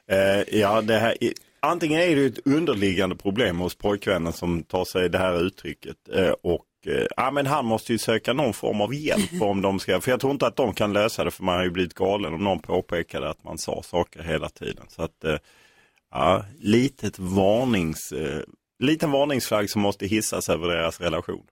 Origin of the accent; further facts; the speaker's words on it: Lund, Skåne, Sweden; Lund där jag är uppvuxen.